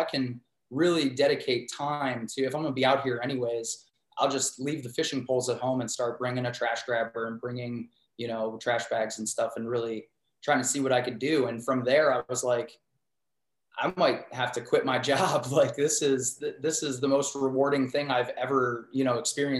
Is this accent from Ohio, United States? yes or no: yes; Cleveland, Ohio, United States; born or raised there; also born or lived in Pittsburgh